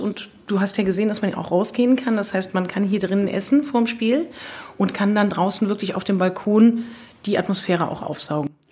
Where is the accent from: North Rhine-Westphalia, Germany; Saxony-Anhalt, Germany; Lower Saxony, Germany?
North Rhine-Westphalia, Germany; Leverkusen; ich bin in Leverkusen geboren